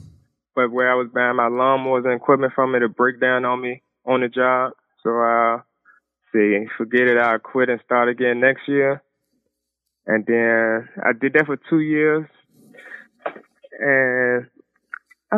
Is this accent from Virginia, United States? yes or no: yes; Richmond, Virginia, United States; I'm actually from Richmond, Virginia, the South Side. We've been in Richmond all my life